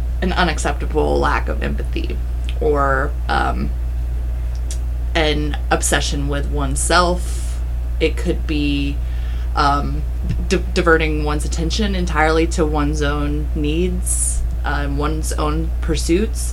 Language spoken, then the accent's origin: English; United States; we, like, act as Americans